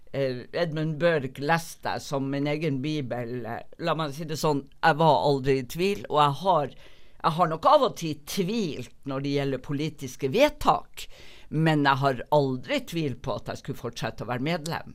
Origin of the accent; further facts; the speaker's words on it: Northern Norway, Norway; now in Bergen, Norway; kommer nok alltid til å både innrømme og aldri kunne skjule at jeg er nordlending